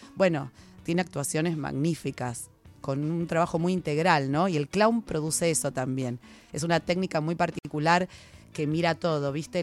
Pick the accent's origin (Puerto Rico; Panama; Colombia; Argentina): Argentina; Buenos Aires; unos cursos gratuitos en el barrio, en Flores, yo soy de Flores